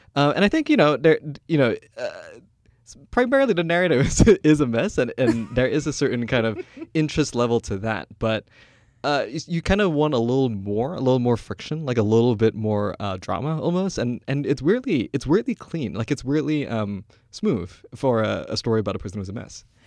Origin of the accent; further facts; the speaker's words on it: Kuala Lumpur, Malaysia; moved away as an adult; I'm Malaysian. Like, I'm born and raised in Kuala Lumpur. uh, only moved here in two thousand eight